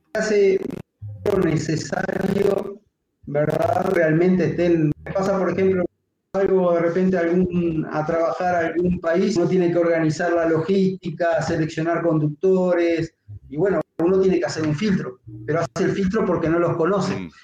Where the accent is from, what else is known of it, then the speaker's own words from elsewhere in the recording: Uruguay; yo en mi país